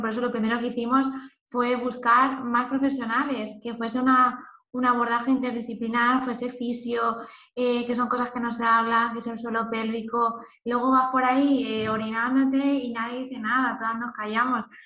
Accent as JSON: {"language": "Spanish", "town": "Elche", "region": "Valencian Community", "country": "Spain", "also_born_or_lived": "Lisbon", "moved": "yes", "said": "soy de Elche, pero no vivo en ningún sitio y ahora estoy en Lisboa"}